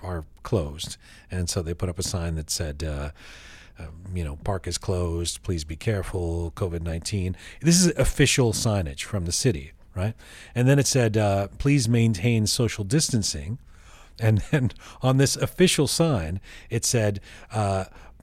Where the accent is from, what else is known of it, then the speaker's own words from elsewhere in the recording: Canada; as a Canadian, as somebody who has who played hockey for years as a kid